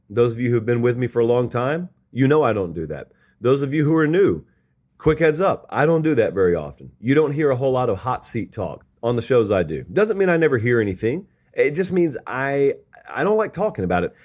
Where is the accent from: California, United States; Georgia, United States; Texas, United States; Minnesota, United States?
Georgia, United States; Harris County, West Central; I grew up in West Central Georgia.